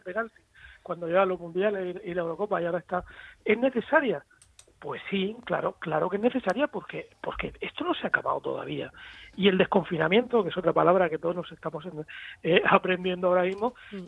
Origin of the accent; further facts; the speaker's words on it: Spain; en mi país, en nuestro país